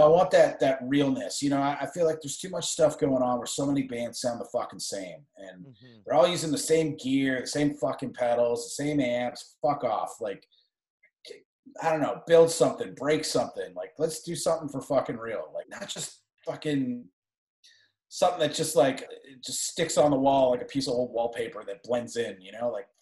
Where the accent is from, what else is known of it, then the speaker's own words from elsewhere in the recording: Canada; I'm actually from Canada.